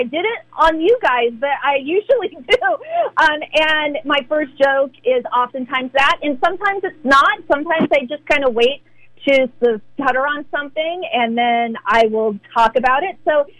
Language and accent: English; Bay Area, California, United States; I grew up in the Bay Area in the 1980s.